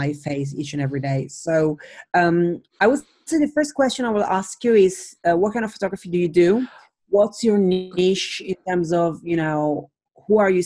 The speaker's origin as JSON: {"language": "English", "country": "Italy", "moved": "yes", "lives_now": "London, United Kingdom", "said": "I am originally from Italy, but I live in London."}